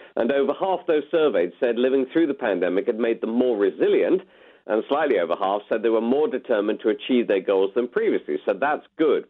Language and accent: English; United Kingdom; we are British